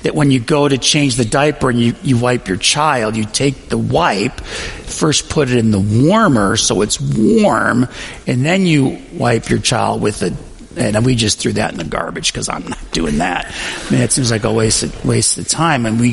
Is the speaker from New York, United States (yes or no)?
yes; Western New York, United States; I grew up in Western New York